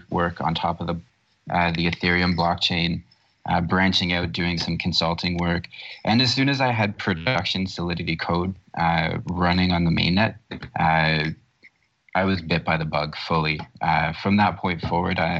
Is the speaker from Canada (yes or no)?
yes; Canada; also born or lived in Toronto, Canada; I'm from Canada. I'm up north. I'm currently looking out my window at snow-covered rooftops in the city of Toronto.